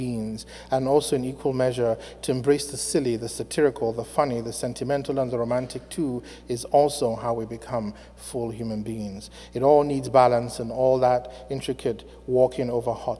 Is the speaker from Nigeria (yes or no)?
yes; Afikpo, Ebonyi, Nigeria; now in United States; I was born in December 1966 in a small Igbo town in southeastern Nigeria called Afikpo